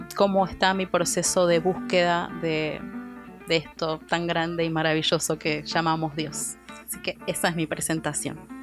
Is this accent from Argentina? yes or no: yes; Argentina; moved away as an adult; now in Houston, United States; soy argentina, vivo en Houston hace un año y medio